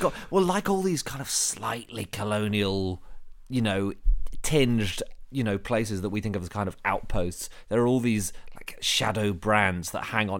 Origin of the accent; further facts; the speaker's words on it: London, United Kingdom; I'm from Wimbledon, which is the home of the Oliver Reed pub crawl